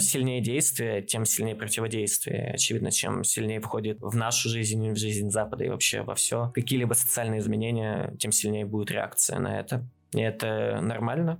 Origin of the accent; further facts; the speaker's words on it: Chelyabinsk Oblast, Russia; я как челябинец